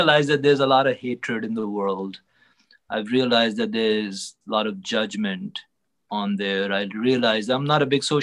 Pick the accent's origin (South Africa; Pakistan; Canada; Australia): Pakistan; now in United States; being a Pakistani